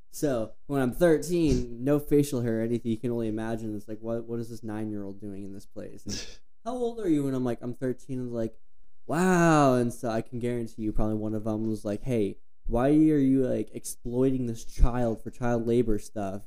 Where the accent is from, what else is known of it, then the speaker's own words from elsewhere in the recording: Flagstaff, Arizona, United States; growing up in Flagstaff